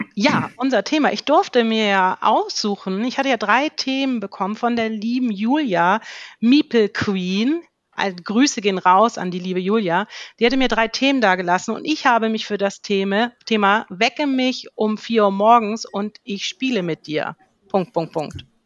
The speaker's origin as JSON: {"language": "German", "region": "Schleswig-Holstein", "country": "Germany", "said": "Ich komme oben, ganz oben aus dem Norden, aus Schleswig-Holstein"}